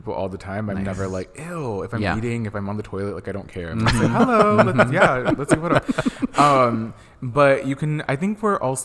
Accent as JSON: {"language": "English", "town": "Los Angeles", "region": "California", "country": "United States", "tie": "born or raised there", "said": "I grew up in Hollywood. Like I'm from the Melrose and Vine area"}